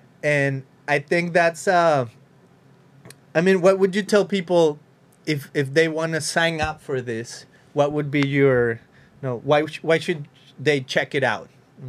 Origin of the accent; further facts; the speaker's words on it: Mexico; You know, I come from Mexico. I know this is about. Even in my own personal experience in Mexico is like, I went to a few of these things, like pyramidal whatever in Mexico.